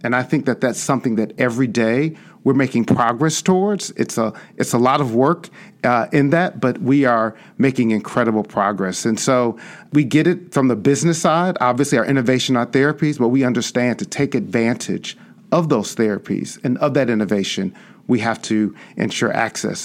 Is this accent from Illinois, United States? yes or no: yes; Chicago, Illinois, United States; I grew up on the South Side and South suburbs of Chicago